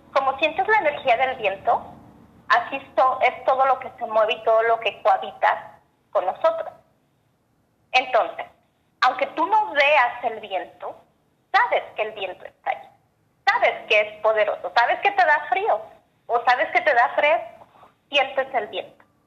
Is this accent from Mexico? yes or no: yes; Zacatecas, Mexico; now in United States; soy mexicana, eh, originaria de, la ciudad de Zacatecas. Ahora radico en Estados Unidos.